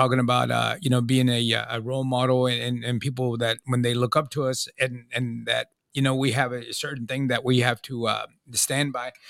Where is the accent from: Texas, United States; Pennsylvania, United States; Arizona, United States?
Texas, United States; Pearland; I'm from Pearland